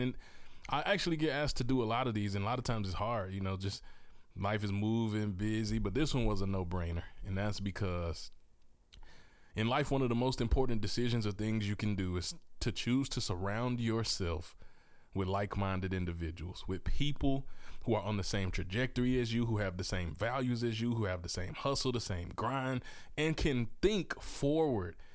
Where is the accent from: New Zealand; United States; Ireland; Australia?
United States; Mississippi; moved away as an adult; also born or lived in Memphis, Tennessee / Texas; now in Oklahoma, United States; I was born in Memphis, Tennessee. So I'm a Southern product of, uh, from the heart of the South. I grew up in Mississippi, raised there with my family